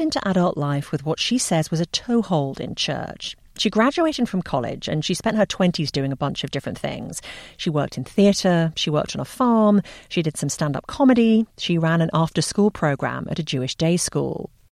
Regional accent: England, United Kingdom; moved away; growing up in England

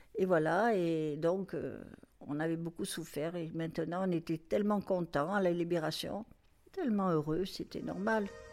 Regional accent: Marseille, Provence-Alpes-Côte d'Azur, France; moved away as an adult; now in Morocco; à l'âge de, de 3 ans, 2 ans, 3 ans, on est parti habiter Marseille. Et puis voilà, et puis donc j'allais à l'école. On habitait en, banlieue de Marseille, ça s'appelait les Camoins

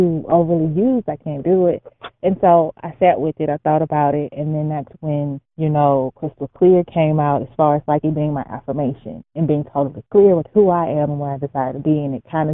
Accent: Houston, Texas, United States; now in Dallas, United States; grew up in Houston, Texas.

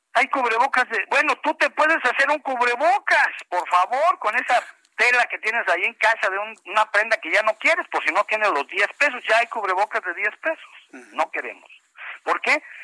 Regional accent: Mexico; Somos mexicanos todos

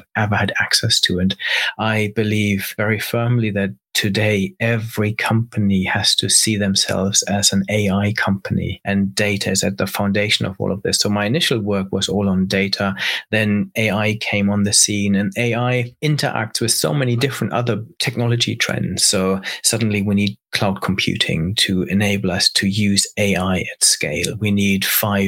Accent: Germany; moved away as an adult; also born or lived in Cambridge, United Kingdom; I grew up in Germany

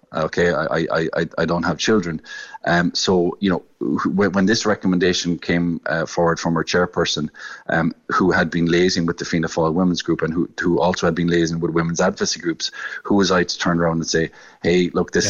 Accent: West Cork, Munster, Ireland; I'm from West Cork and, and dairy is a very important uh, sector down in West Cork

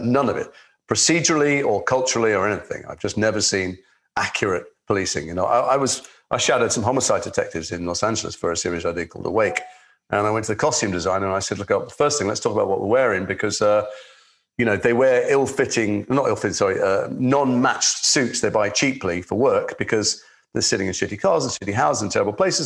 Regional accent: Liverpool, North West England, United Kingdom; I'm from Liverpool. I was a kid. I was a teenager. I went to school with your co-star

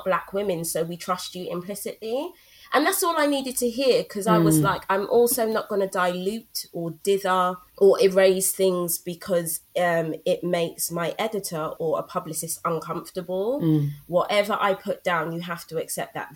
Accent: London, United Kingdom; I grew up in Brixton, SW9, SW2 all day. That will forever be home

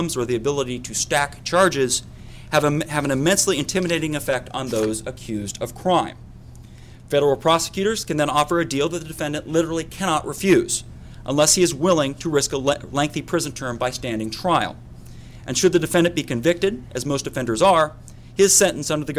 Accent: Utah, United States; my home state of Utah

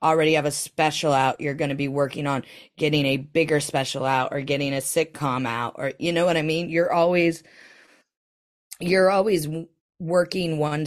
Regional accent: Greenville, Ohio, United States; now in London, United Kingdom; I'm from Greenville, Ohio. I live in central London

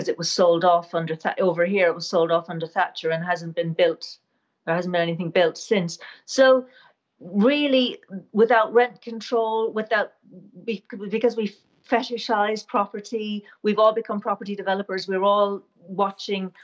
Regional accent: Ireland; now in United Kingdom; I'm from Ireland, but we live in the UK.

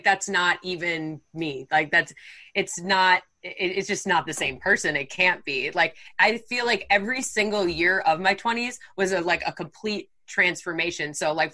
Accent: Wisconsin, United States; moved away as an adult; also born or lived in Texas; now in California, United States; I'm from Wisconsin. So I grew up in like very small town, Wisconsin.

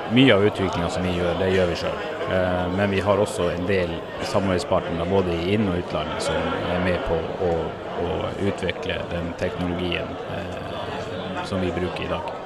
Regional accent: Norway; jeg ble født på Lopphavet. Okay. I en leggeskyssbåt på vei til Hamar sykehus

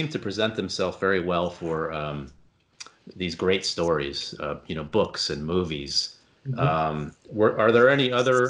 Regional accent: Easton, Pennsylvania, United States; I'm from Easton, so Larry Holmes lives right where we are.

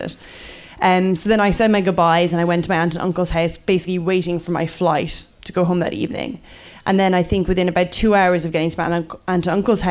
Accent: Ireland; moved away as an adult; also born or lived in United Kingdom; now in London, United Kingdom; I'm Irish, and I've been living in the UK for about 6 years or so now

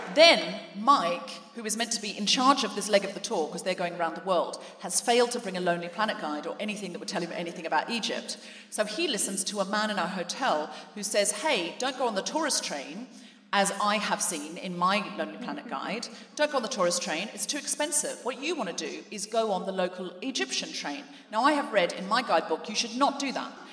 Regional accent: Gold Coast, Queensland, Australia; moved away as an adult; also born or lived in New Zealand; now in London, United Kingdom; I came to London from Australia, where I was raised

